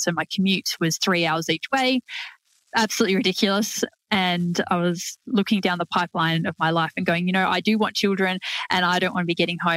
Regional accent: Sydney, New South Wales, Australia; moved away as an adult; now in Tamworth, Australia; Growing up in Camden, I was surrounded by a lot of wannabe country people

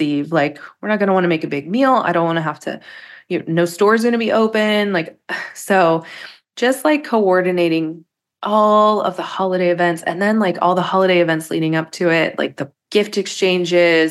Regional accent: Pittsburgh, Pennsylvania, United States; We're also from Pittsburgh, where like at weddings, we have cookies everywhere

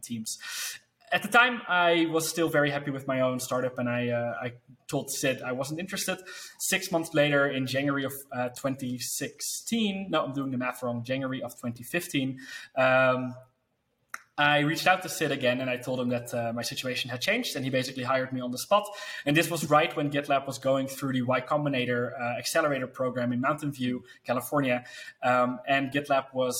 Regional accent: Netherlands; I told him that I worked for, the business I had, and that I was from the Netherlands

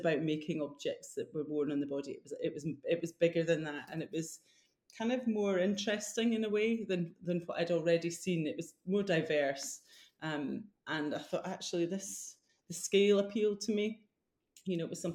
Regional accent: Fife, Scotland, United Kingdom; also born or lived in Edinburgh; I'm from Fife, so it wasn't far away, but it was far enough away that I could leave home

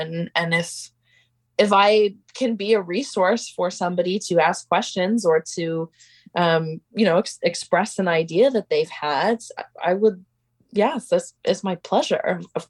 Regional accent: Pacific Northwest, United States; And growing up in the Pacific Northwest really provided a place for that to happen for me.

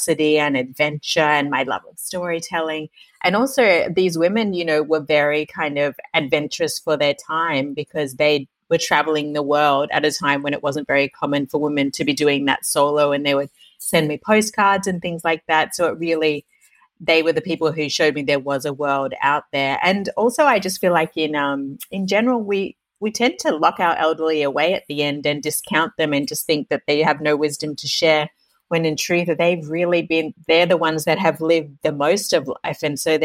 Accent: Tasmania, Australia; I'm from Tasmania and my brother and I were raised by a single mother from a very young age

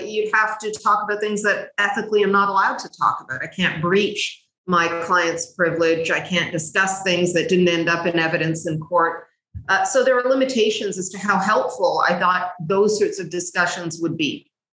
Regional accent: Canada; also born or lived in Cairo, Egypt; came to Canada with my family, and we settled here by the time I was about four.

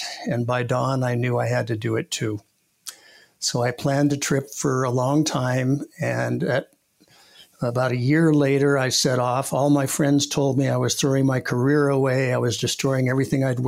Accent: Los Angeles, California, United States; born or raised there; also born or lived in New York / Santa Monica / Reseda

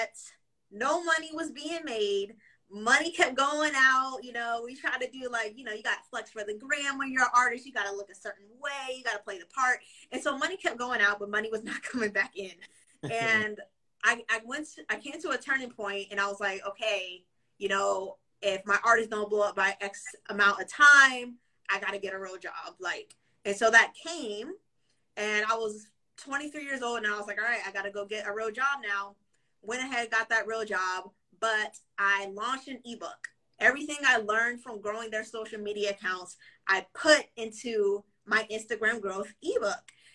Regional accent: Waldorf, Maryland, United States; I was born and raised in the DMV, so Maryland specifically

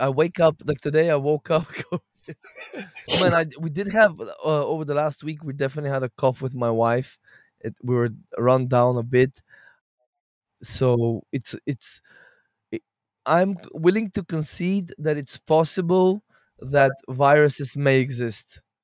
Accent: Bulgaria; now in Portugal; I'm Bulgarian.

